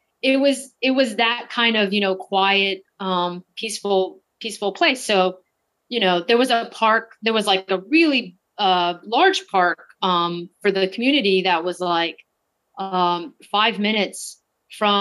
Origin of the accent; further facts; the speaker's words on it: Texas, United States; moved away as an adult; now in New York City, United States; I grew up in Texas